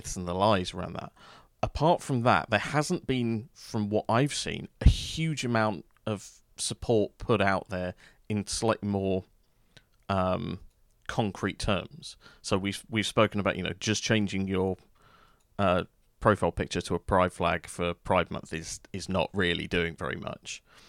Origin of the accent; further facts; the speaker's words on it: London, United Kingdom; because I was actually originally from South London.